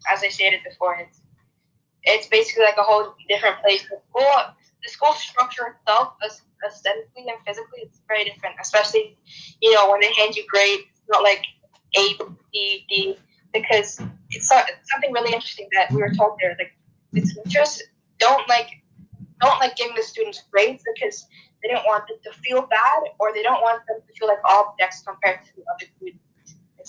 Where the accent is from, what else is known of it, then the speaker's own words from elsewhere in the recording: Italy; also born or lived in United Kingdom; I'm from Italy, as you said, yeah. I've lived most of my life in the UK, 9 years, exact.